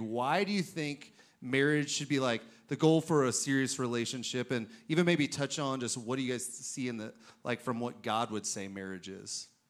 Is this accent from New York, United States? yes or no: no; Oklahoma, United States; I'm from Oklahoma